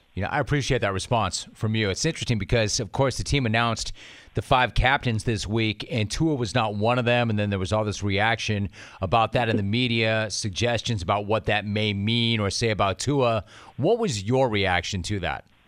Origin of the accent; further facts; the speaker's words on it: Los Angeles, California, United States; I grew up in the eight one eight